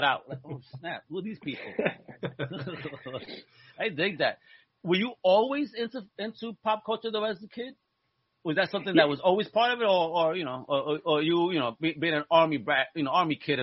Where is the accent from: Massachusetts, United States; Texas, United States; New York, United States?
New York, United States; New York City; I grew up in Greenpoint